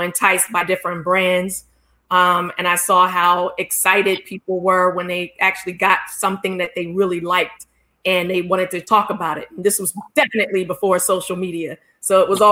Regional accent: Philadelphia, Pennsylvania, United States; I grew up in Philadelphia

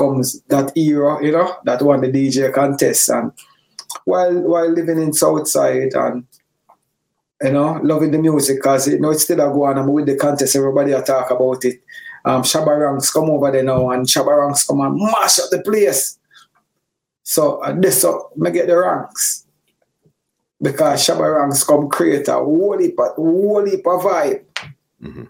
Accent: Kingston, Jamaica; also born or lived in Coleyville, Manchester, Jamaica; I grew up in a whole heap of place in Jamaica. I grew up in Mountain View Avenue

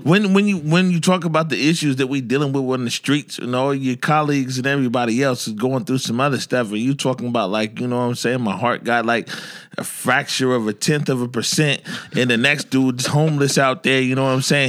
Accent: Seattle, Washington, United States; growing up in the Central District

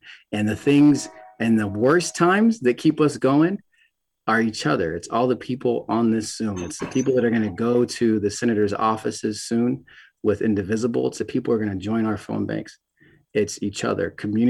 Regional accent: Tacoma, Washington, United States; I was raised by a Black Panther. I'm from Tacoma. That's where I was born, on Hilltop during the 80s and 90s.

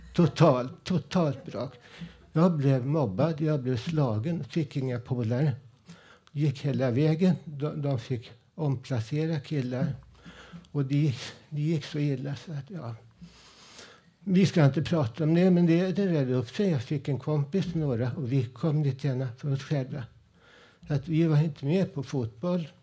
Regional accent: Stockholm, Stockholm County, Sweden; also born or lived in Husby / Blackeberg; min uppväxt ute i Vällingby med mina polare

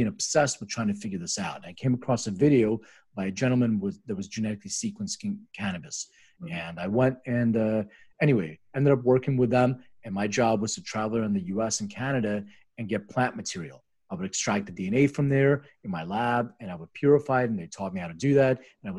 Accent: Philadelphia, Pennsylvania, United States; moved away as an adult; also born or lived in Lithuania; now in Los Angeles, United States; I was actually born in Lithuania. And I'm immigrated when I was 6 years old and grew up in Philadelphia

